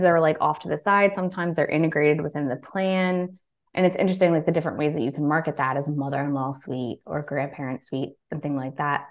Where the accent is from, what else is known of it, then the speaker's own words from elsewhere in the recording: Baltimore, Maryland, United States; I'm from the East Coast. I'm from the Baltimore, D C area.